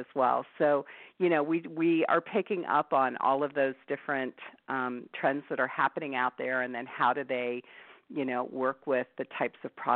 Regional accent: East Coast, United States; moved away; I grew up on the East Coast

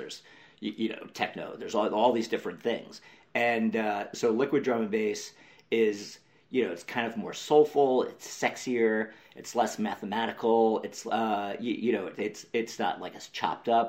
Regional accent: New York, United States; now in Los Angeles, United States; when I was a kid growing up in New York

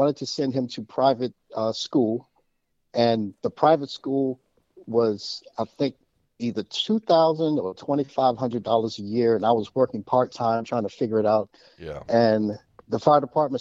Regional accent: Washington, District of Columbia, United States; I grew up in Washington, D.C. I was born and raised in the city.

